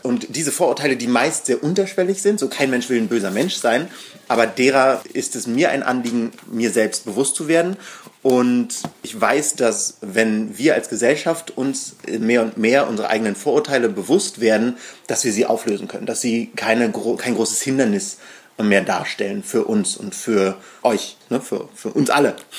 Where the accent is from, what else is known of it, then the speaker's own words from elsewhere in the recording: Berlin, Germany; Wir sind beide hier in Berlin aufgewachsen, ich im Osten